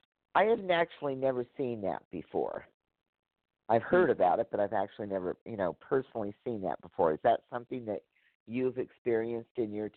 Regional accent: Northern California, United States; I'm from Northern California

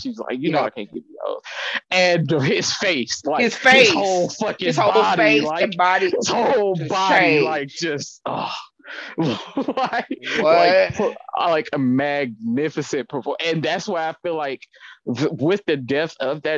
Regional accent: Atlanta, Georgia, United States; I come from Atlanta

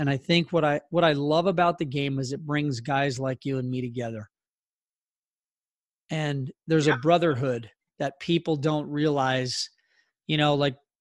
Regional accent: Southern California, United States; also born or lived in New Jersey; we moved out here when I was a kid

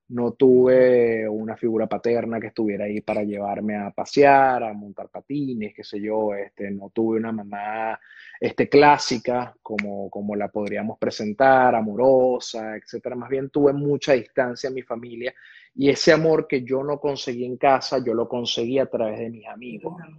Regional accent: Venezuela; moved away as an adult; also born or lived in Caracas; yo salí prácticamente escapando de Venezuela

